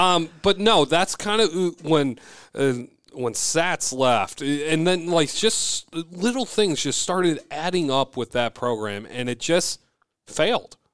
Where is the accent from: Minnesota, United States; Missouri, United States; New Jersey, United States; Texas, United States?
Minnesota, United States; Bloomington; I grew up in Bloomington Jefferson